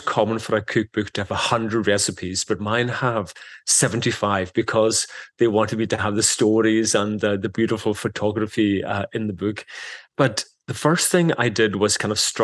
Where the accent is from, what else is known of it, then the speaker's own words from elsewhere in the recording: Isle of Lewis, Scotland, United Kingdom; first language Scottish Gaelic; English is a second language; growing up on the Isle of Lewis